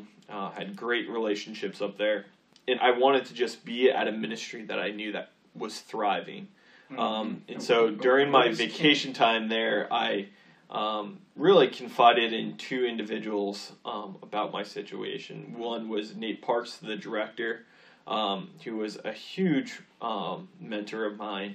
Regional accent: southern New Hampshire, United States; moved away as an adult; also born or lived in Fairfield, Connecticut; I grew up in southern New Hampshire

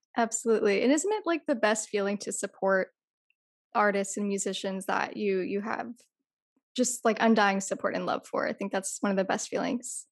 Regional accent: California, United States; I'm Californian

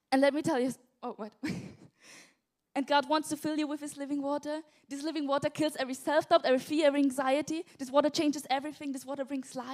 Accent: south of Austria, Austria; English is a second language; moved away as an adult; now in England; in Austria, I grew up in the south of Austria, and then we moved when I was about 12 years old to the east of Austria

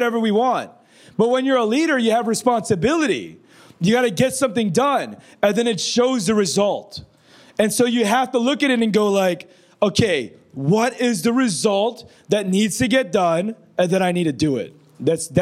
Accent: Philippines; I'm brown. I'm Filipino

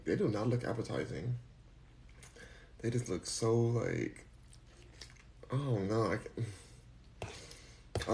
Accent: Los Angeles, California, United States; now in Houston, United States; I'm from Los Angeles

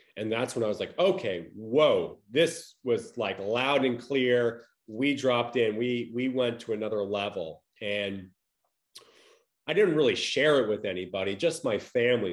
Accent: Long Island, New York, United States; moved away as an adult; also born or lived in Connecticut / Los Angeles; now in Tampa, Florida, United States; I grew up in Long Island, New York

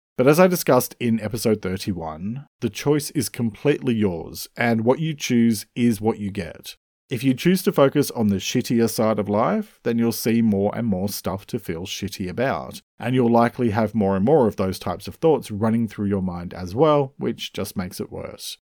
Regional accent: Australia; I'm an Australian writer

